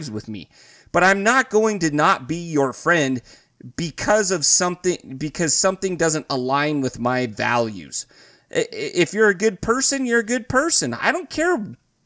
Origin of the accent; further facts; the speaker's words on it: Idaho, United States; I grew up in Idaho.